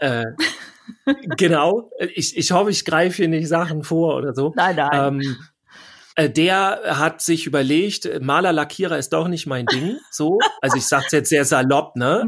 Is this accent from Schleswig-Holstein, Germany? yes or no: yes; Schleswig-Holstein, Germany; ich komme ja aus Schleswig-Holstein